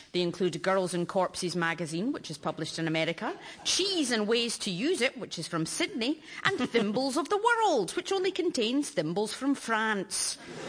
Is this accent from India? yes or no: no; Glasgow, Scotland, United Kingdom; No, I grew up in Glasgow. It's quite the metropolitan place.